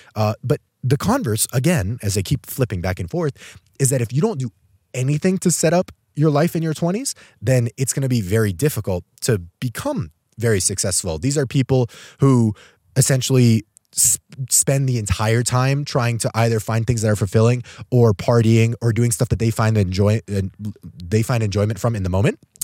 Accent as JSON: {"language": "English", "town": "Albuquerque", "region": "New Mexico", "country": "United States", "tie": "born or raised there", "moved": "as an adult", "said": "I'm actually traveling right now back home to my hometown of Albuquerque, New Mexico. I grew up here for my first eighteen years"}